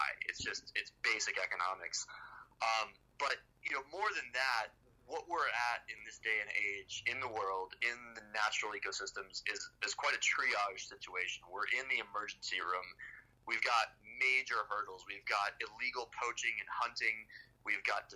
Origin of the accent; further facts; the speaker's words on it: Florida, United States; moved away as an adult; now in Boulder, United States; I was born and raised in Florida